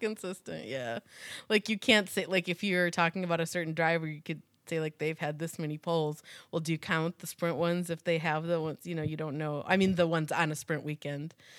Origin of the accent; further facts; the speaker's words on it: Chicago, Illinois, United States; we're from Chi-, the Chicago area